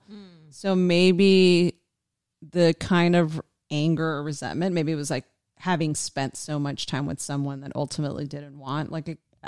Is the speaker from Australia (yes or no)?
yes; Australia; I'm an Aussie.